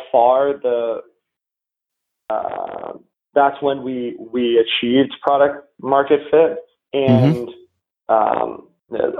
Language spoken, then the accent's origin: English; New England, United States; I grew up in New England